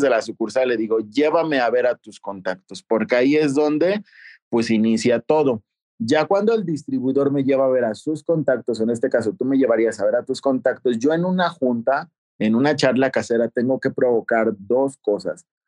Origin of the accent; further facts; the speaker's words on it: Toluca, State of Mexico, Mexico; moved away as an adult; also born or lived in Guadalajara / Aguascalientes; Yo soy originario de Toluca, Estado de México, pero no inicié aquí